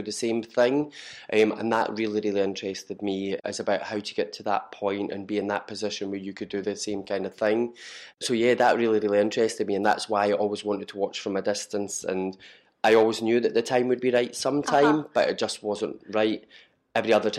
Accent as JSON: {"language": "English", "town": "Perth", "region": "Scotland", "country": "United Kingdom", "moved": "as an adult", "lives_now": "Glasgow, United Kingdom", "said": "I'm originally from Perth"}